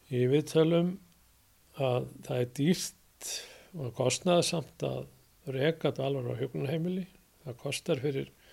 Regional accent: Hafnarfjörður, Capital Region, Iceland; þar sem ég ólst upp á 36 þar sá ég upp á Kallera völl mm. það var eini knastmyndu völlun á sínum tíma í efnafjörði

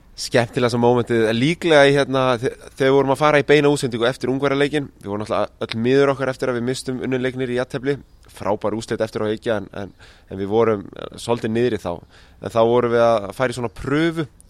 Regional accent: Iceland; við erum frá Íslandi

